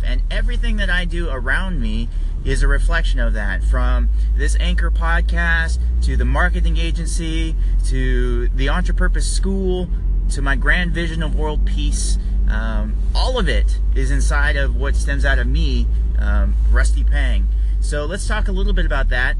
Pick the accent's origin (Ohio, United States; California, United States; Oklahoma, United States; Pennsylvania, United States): California, United States; now in Maryland, United States; I'm from California originally